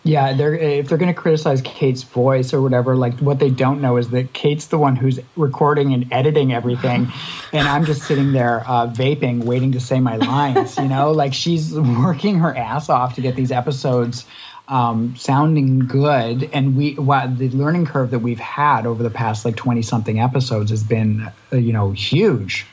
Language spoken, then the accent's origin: English; Canada; quite close to home for someone in Canada.